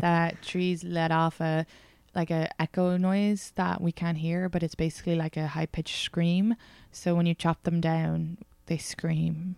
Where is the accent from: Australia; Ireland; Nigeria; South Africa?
Ireland; moved away; because I'm Irish